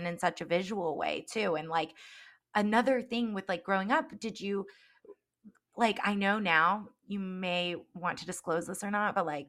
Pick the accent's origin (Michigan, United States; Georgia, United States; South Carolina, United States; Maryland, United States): Georgia, United States; Alpharetta; I grew up in Alpharetta Johns Creek area, and that area has exploded with time.